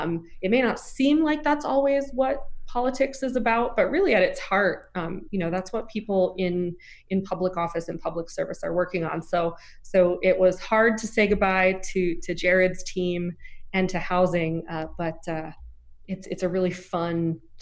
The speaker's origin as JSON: {"language": "English", "region": "Southeast", "country": "United States", "tie": "born or raised there", "said": "I grew up in the Southeast. I'm an SEC girl"}